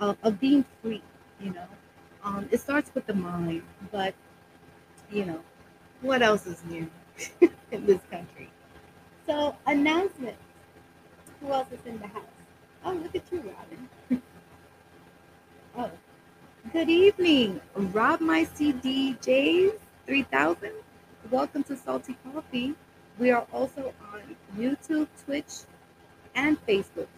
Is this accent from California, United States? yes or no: no; New York City, New York, United States; also born or lived in Brooklyn, New York City; I was born in Brooklyn, raised in Washington Heights, and now living in the Bronx